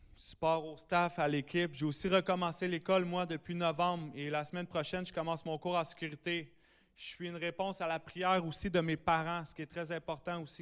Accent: Sainte-Adèle, Quebec, Canada; je viens de Saint-Adèle dans les Laurentides

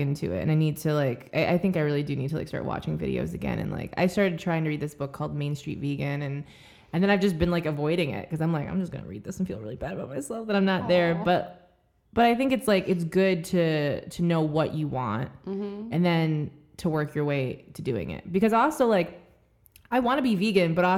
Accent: Michigan, United States; I'm from Michigan

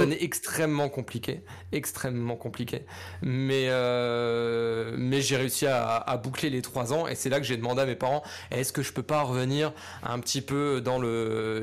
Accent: Lorraine, Grand Est, France; also born or lived in Paris; quand je suis rentré de Paris en Lorraine

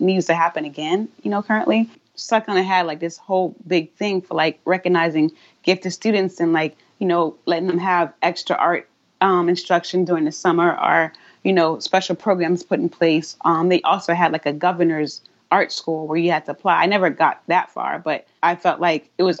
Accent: South Carolina, United States; moved away as an adult; also born or lived in Atlanta, Georgia / Boston, Massachusetts / Brooklyn, New York; now in Hoboken, United States; I'm originally from South Carolina

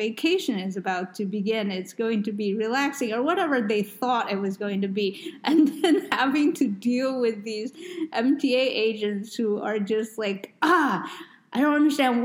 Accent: New York, United States; I grew up in New York

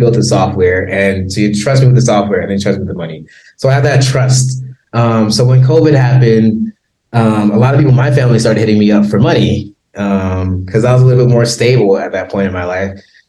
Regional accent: Compton, California, United States; But I'm like, I'm from Compton. I grew up.

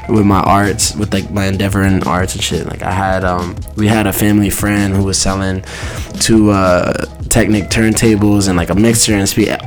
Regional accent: New York City, New York, United States; I, I, moved around a lot growing up, okay. but mainly like in the Bronx.

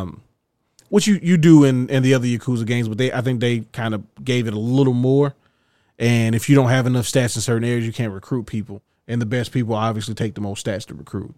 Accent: United States; I'm an American

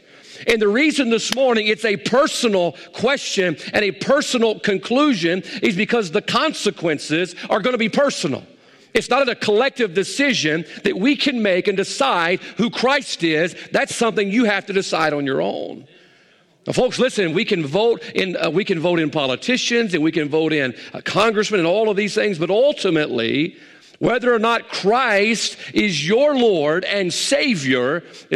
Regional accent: the South, United States; we grew up in the South. We live in the Bible Belt

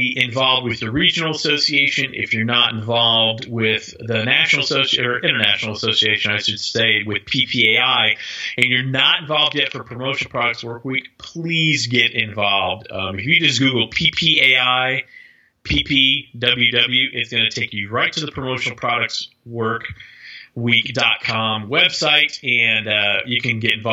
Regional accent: Tennessee, United States; my home state of Tennessee

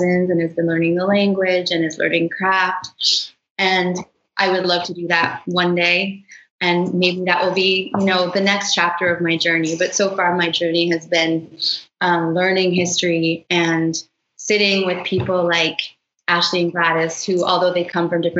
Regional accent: Toronto, Ontario, Canada; now in Brooklyn, United States; I grew up in Toronto

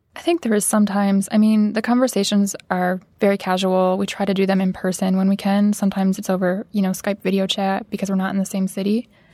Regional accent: Midwest, United States; growing up in the Midwest

